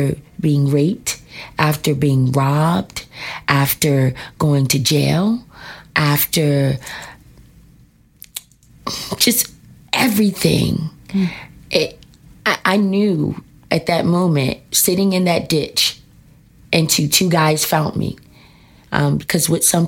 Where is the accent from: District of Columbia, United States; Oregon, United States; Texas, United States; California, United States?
District of Columbia, United States; Washington; I am here in D.C.